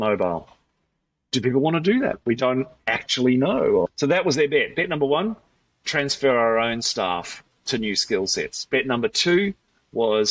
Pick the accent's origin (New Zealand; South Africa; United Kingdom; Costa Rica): New Zealand; accent: Kiwi; now in Australia; So I'm a Kiwi, so the word's hard to say.